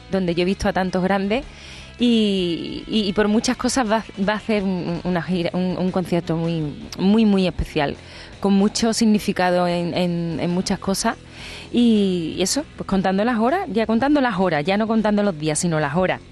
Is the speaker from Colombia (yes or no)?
no; Seville, Andalusia, Spain; es mi tierra, es ese auditorio que para mí eh, significa muchas cosas, porque yo recuerdo cuando iba de pequeña a la Academia de Adelita Domingo, que está en la Alameda